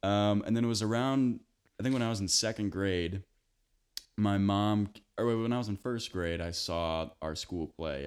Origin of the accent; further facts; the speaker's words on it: Big Rock, Illinois, United States; moved away as an adult; now in Bloomington, United States; growing up in Big Rock